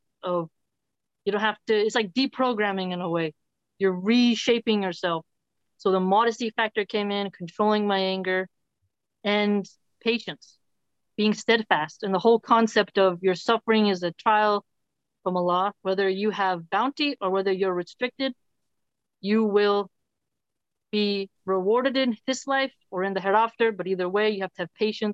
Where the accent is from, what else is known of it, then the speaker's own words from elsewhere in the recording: Philadelphia, Pennsylvania, United States; I grew up in Philly